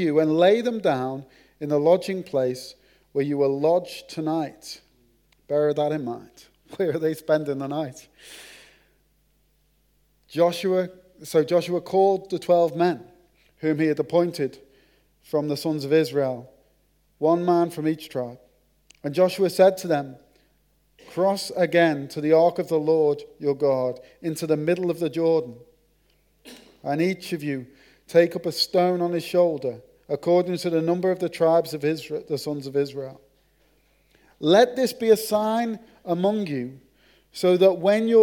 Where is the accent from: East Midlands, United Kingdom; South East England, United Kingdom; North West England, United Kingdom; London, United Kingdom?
North West England, United Kingdom; Merseyside; accent: Merseyside (Scouse); moved away; my accent. The Queen's English from Merseyside